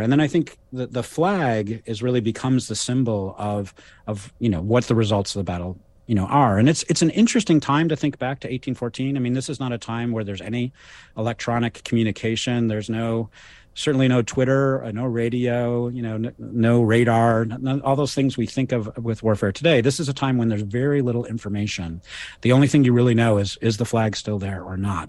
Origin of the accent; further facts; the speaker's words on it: Ann Arbor, Michigan, United States; I grew up in, uh, in, in Michigan, um, where I teach, and actually I was born in Ann Arbor in nineteen sixty-six